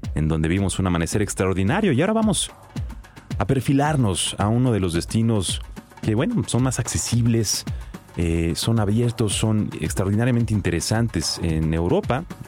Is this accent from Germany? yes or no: no; Mexico